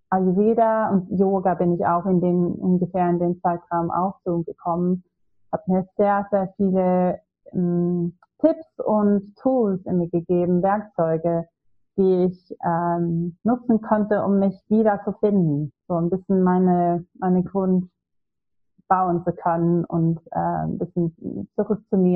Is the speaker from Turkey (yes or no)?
no; Sweden; German is a second language; now in Hamburg, Germany; ja, also ich komme ursprünglich aus Schweden, aber ich habe jetzt wieder drei Jahre in Hamburg gelebt und ich kam das erste Mal nach Deutschland vor zehn Jahren.